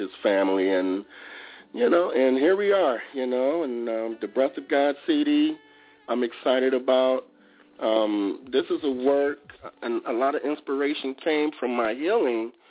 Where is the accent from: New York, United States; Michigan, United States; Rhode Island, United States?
Michigan, United States; Detroit; I'm from Detroit.